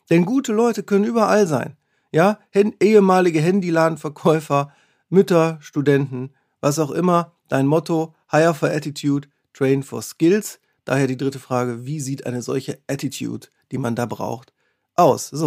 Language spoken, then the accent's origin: German; Wesel, North Rhine-Westphalia, Germany; Ich stamme aus, aus Wesel am Niederrhein, da gibt es auch Taxi-Tekat